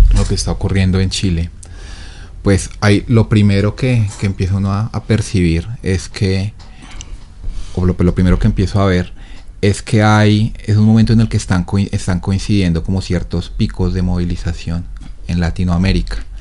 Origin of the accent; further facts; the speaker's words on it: Bogotá, Colombia; moved away as an adult; now in Ecuador; soy de Bogotá